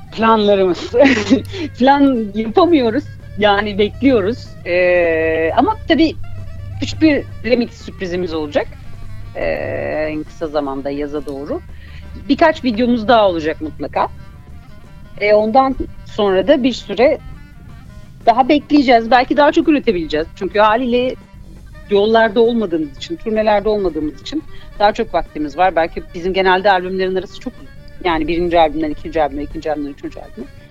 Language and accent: Turkish; Malatya, Turkey; ben Malatyalıyım